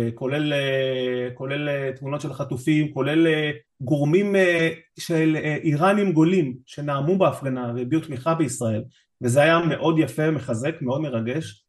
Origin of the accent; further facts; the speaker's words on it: Israel; now in Netherlands; לנו כישראלים